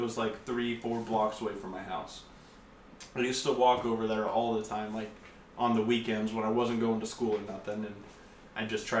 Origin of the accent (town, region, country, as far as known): Eureka, California, United States; born or raised there